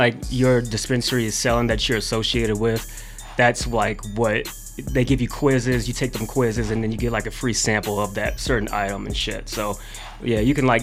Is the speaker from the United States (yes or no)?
yes; Overland Park, Kansas, United States; I was born in Kansas City, Missouri. But I grew up on the Kansas side for the most of my life